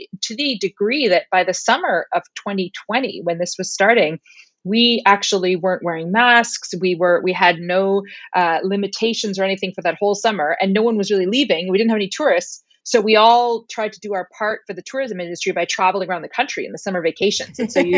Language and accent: English; Ottawa, Ontario, Canada; now in Iceland; Yeah, I'm born and raised in Ottawa, or just outside of Ottawa.